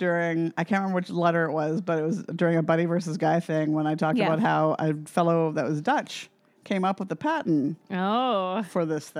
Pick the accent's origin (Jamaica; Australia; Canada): Canada